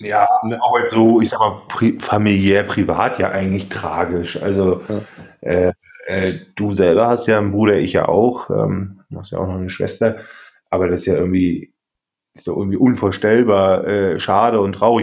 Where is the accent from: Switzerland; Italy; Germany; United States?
Germany; East Germany; ich bin selber Ossi